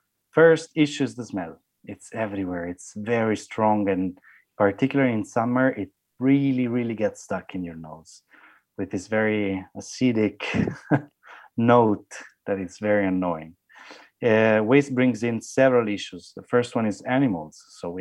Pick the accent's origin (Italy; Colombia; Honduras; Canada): Italy; English is a second language; I'm from Italy, and the size of Lebanon is the size of one of the smallest regions in Italy.